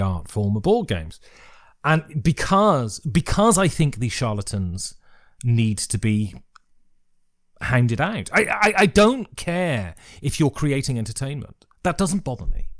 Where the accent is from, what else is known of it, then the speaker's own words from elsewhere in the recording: Worcestershire, West Midlands, United Kingdom; where are you from?" And I say, "Worcestershire."